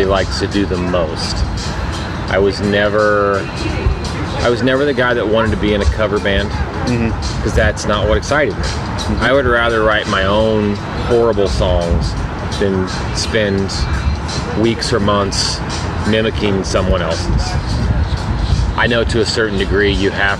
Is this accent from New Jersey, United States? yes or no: no; Illinois, United States; moved away as an adult; also born or lived in Hollywood, California / Myrtle Beach, South Carolina; now in Indiana, United States; was born in Illinois.